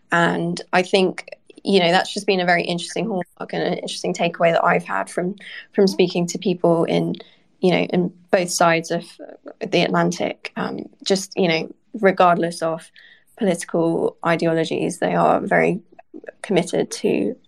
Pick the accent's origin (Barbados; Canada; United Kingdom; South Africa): United Kingdom; now in Washington, United States; from my own experience as a British reporter here in Washington